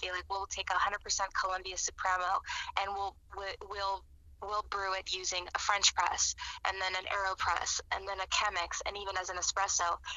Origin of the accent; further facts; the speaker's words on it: Cuba; And here we come from Cuba, where all that we know is espresso coffee